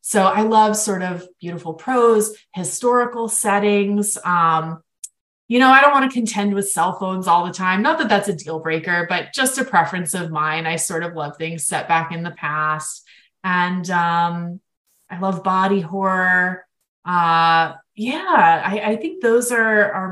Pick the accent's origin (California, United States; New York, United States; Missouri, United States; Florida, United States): Florida, United States; my home state of Florida